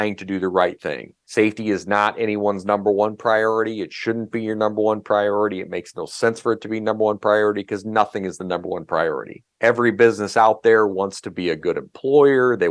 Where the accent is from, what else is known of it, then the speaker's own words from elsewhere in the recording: Iowa, United States; moved away as an adult; now in Minnesota, United States; I live in Minnesota, and I've almost lived in Minnesota longer than I lived in my home state of Iowa